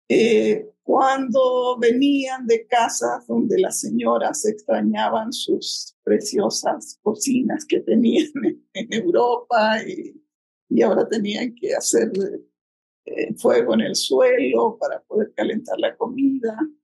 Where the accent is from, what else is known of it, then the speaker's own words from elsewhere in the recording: Chile; moved away as an adult; now in Mexico; yo crecí en Chile, para alguien que viene del cono sur de América Latina